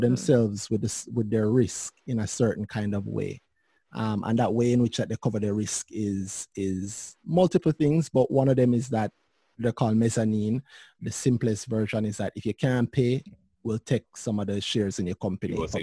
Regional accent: Jamaica; as a Jamaican

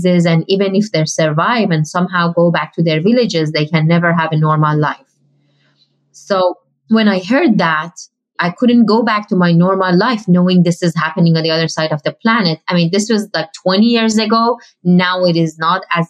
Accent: Iran; moved away; I grew up in Iran

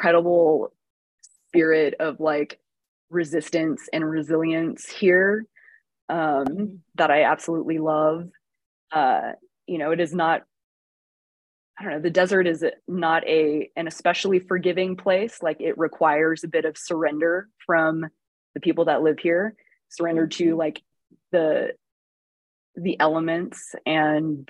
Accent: Texas, United States; moved away as an adult; also born or lived in Austin / Houston / Chicago; now in New Mexico, United States; growing up in Texas

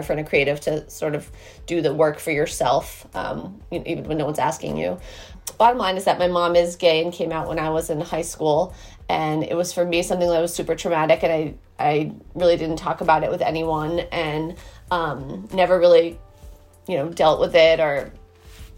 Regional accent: Boston, Massachusetts, United States; also born or lived in Martha's Vineyard; now in Brooklyn, United States; I'm in Brooklyn where I'm based, but I grew up in Boston

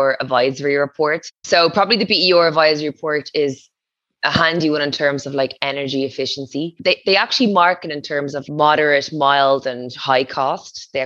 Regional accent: Portmarnock, County Dublin, Ireland; moved away as an adult; also born or lived in Donabate; now in Waterford, Ireland; I grew up in Portmarnock

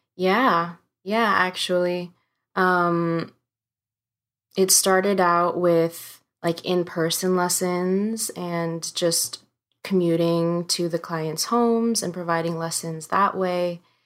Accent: United States; growing up in the States, that culture and heritage

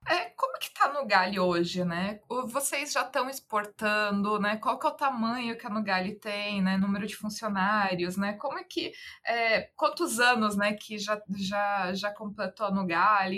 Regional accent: Santa Catarina, Brazil; Eu sou catarinense também, né? E é, conheço muito Pomerode, é muito pertinho da cidade, da minha cidade natal

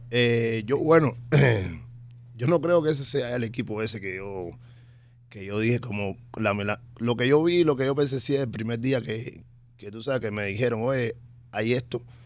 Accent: Cuba; now in United States; yo desde que me fui de Cuba en el año 2004

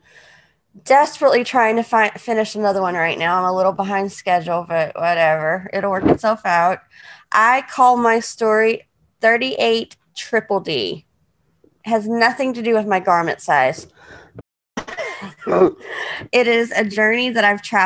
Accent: Houston, Texas, United States; I was born in Houston, Texas. That's where my parents were living at the time

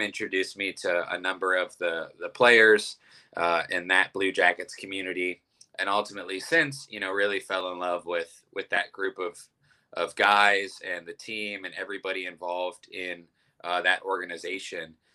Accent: Youngstown, Ohio, United States; moved away as an adult; now in Columbus, United States; I'm from Youngstown, Ohio, uh, which is a big Italian community, and uh, moved down to Columbus about 10 years ago for college

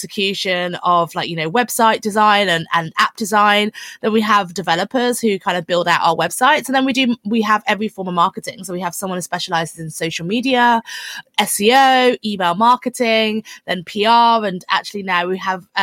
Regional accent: London, United Kingdom; I'm from London

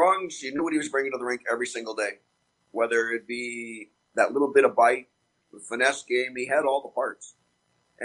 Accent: Spruce Grove, Alberta, Canada; I grew up in a little town called Spruce Grove just outside Edmonton.

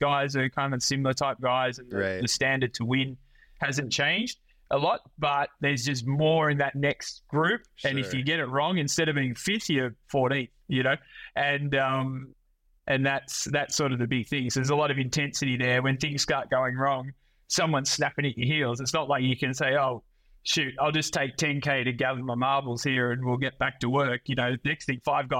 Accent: Australia; being Australian is kind of good. You know, we grow up on the beach

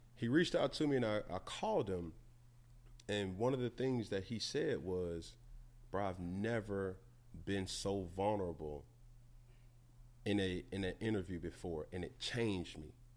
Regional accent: Atlanta, Georgia, United States; I'm from Atlanta

